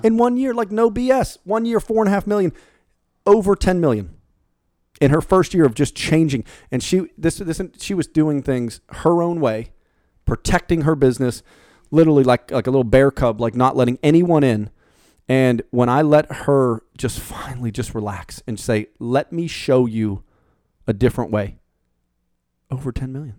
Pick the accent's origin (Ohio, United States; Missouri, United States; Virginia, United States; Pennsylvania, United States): Pennsylvania, United States; Pittsburgh; moved away; I'm the Yankee from Pittsburgh who literally has been different down in this this part of town since day one